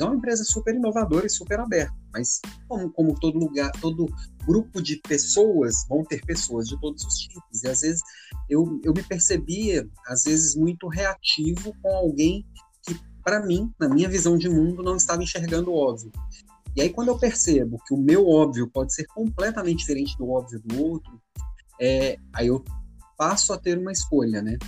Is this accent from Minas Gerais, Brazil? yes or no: yes; Belo Horizonte, Minas Gerais, Brazil; moved away as an adult; also born or lived in Florianópolis; vim com a esposa e os meninos aqui para Belo Horizonte, que é minha terra natal. Tava 10 anos fora